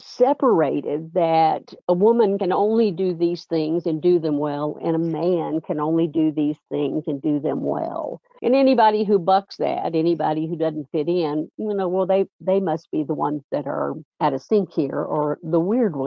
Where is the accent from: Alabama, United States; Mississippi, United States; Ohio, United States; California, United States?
Mississippi, United States; now in Louisville, United States; growing up in Mississippi